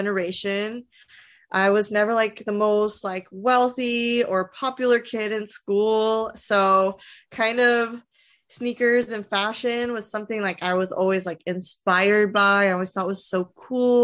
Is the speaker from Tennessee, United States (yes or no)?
yes; Nashville, Tennessee, United States; I'm from Nashville, born and raised.